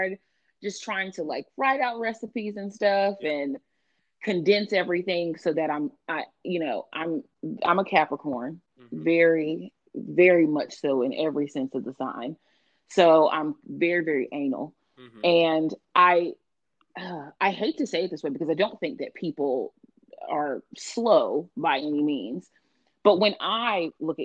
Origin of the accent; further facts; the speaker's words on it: Texas, United States; moved away; also born or lived in DMV (Washington metropolitan area); I am from the South, originally from Texas